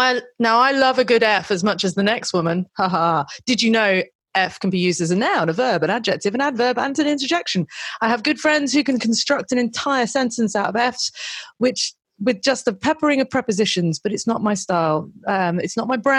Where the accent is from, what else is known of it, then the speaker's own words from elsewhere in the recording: United Kingdom; I'm British